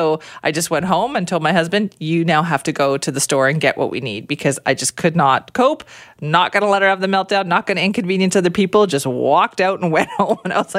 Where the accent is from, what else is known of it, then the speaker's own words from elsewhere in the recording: India; even though like I am Indian, that is so hard to master because of how complex it all is with all the spices.